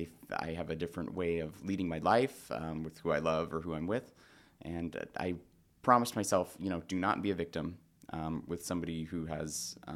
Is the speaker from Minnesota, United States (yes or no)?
no; Spokane, Washington, United States; I did. Yep. Born and raised in the Valley.